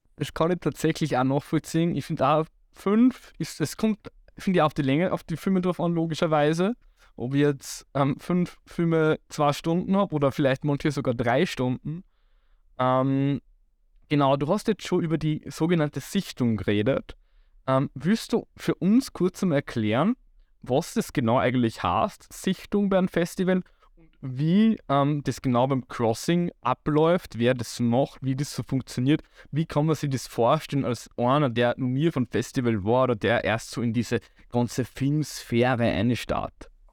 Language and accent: German; Waldviertel, Lower Austria, Austria; ich komme ja aus dem Waldviertel